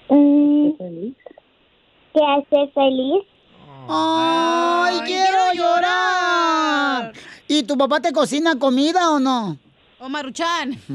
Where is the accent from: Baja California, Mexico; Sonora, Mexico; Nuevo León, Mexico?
Baja California, Mexico; Mexicali; ¿Soy de Mexicali? ¿Qué querías?